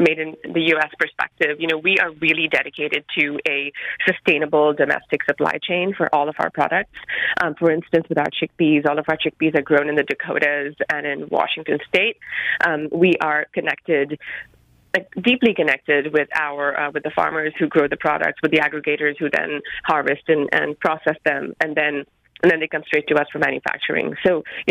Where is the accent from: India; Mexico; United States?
India; Mumbai, Maharashtra; I grew up in Bombay in India.